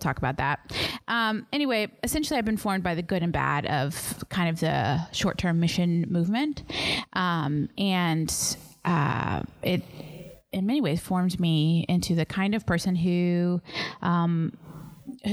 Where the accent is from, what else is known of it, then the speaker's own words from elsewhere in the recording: Dallas, Texas, United States; moved away as an adult; also born or lived in Fort Worth area, Texas / Austin area, Texas; now in Sierra Leone; I come from the Dallas area in Texas in the United States, North Dallas, originally.